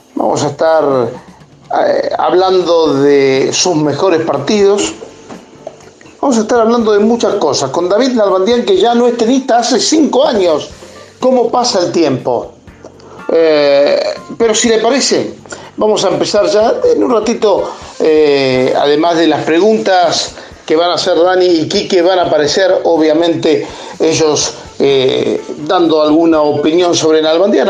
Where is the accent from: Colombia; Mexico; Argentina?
Argentina